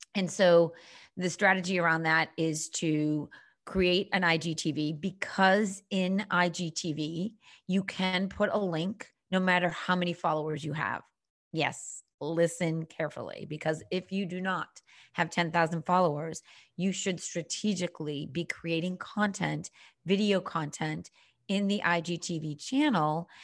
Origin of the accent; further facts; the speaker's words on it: Boston, Massachusetts, United States; accent: Boston; also born or lived in Cape Cod, Massachusetts; I am born and bred on the East Coast, currently living in downtown Boston, if you can detect a little bit of that Boston accent.